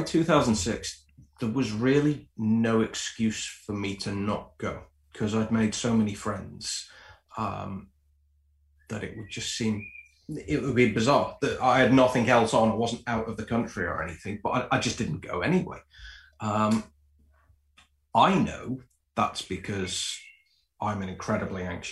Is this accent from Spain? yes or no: no; Liverpool, North West England, United Kingdom; also born or lived in Preston; I'm from Liverpool, but I went to university in Preston.